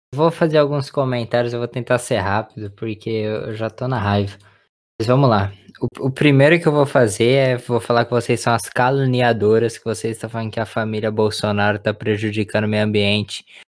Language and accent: Portuguese; Brazil; como brasileiro